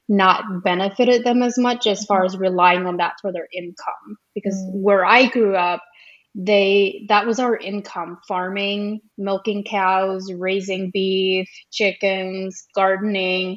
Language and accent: English; Ohio, United States; first language Pennsylvania Dutch; English is a second language; I grew up Amish in Ohio